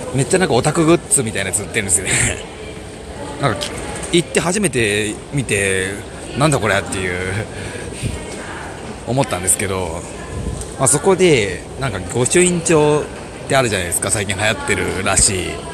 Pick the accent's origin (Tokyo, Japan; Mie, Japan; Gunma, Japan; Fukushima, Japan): Mie, Japan; moved away; 私三重県出身なんですけど